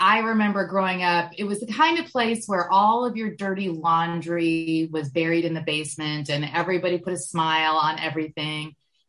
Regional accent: Michigan, United States; moved away as an adult; now in Cleveland, United States; I grew up in Michigan in a small town. We like to joke that it was a suburb without a city. It was, I grew up in a chemical town in the middle of Michigan, surrounded by cow country, and 2 hours north of Detroit.

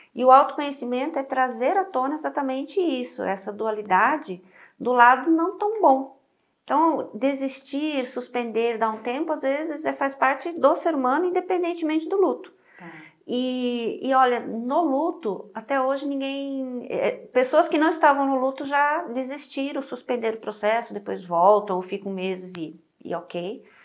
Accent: Rio Grande do Sul, Brazil; moved away; eu sou gaúcha

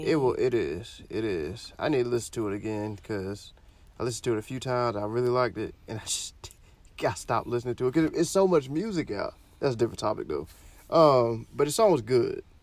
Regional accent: Florida, United States; I'm from Florida

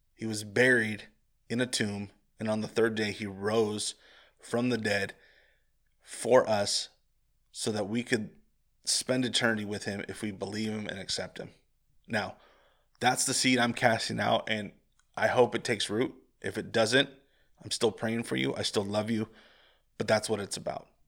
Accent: Central Valley of California, United States; growing up in the Central Valley of California

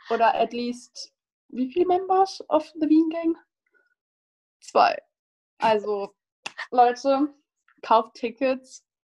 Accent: Cologne, North Rhine-Westphalia, Germany; Und ja, ich wusste auch, wo das ist, weil wie gesagt, ich komme ja aus Köln, blablabla.

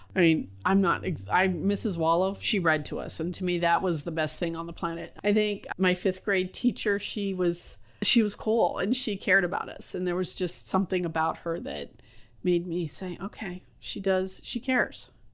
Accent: San Francisco, California, United States; I grew up in North Beach in San Francisco, and we had a Basque restaurant on Broadway

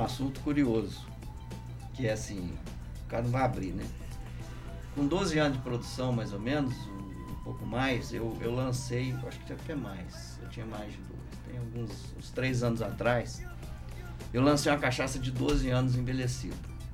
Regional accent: Lambari, Minas Gerais, Brazil; moved away as an adult; also born or lived in Rio de Janeiro; eu saí do Lambari e, e eu saí daqui querendo voltar

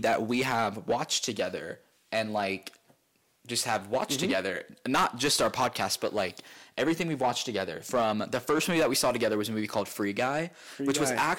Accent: Ohio, United States; moved away; I'm from Ohio

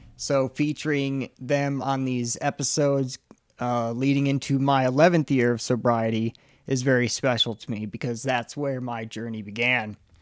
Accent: Chicago, Illinois, United States; moved away; I'm originally, like I said, from Chicago

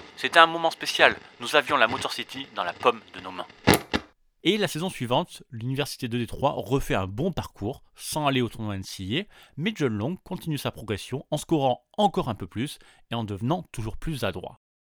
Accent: France; chez nous, en France

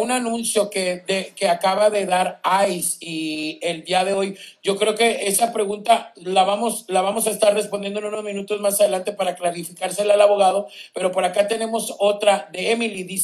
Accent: Guatemala; si yo tengo dos deportaciones, soy guatemalteco

